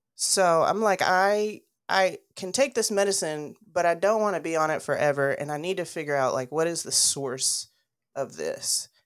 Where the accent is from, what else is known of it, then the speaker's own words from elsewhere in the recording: Dalton, Georgia, United States; I grew up in Dalton, Georgia